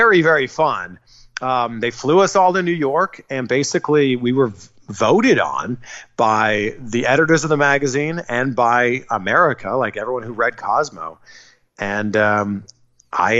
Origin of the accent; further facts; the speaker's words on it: Toronto, Ontario, Canada; moved away as an adult; also born or lived in Vancouver; now in Miami, United States; Toronto's my hometown